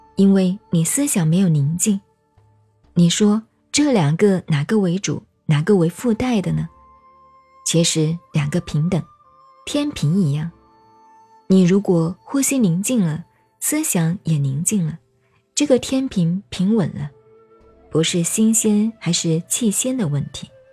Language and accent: Chinese; China; 我们中国人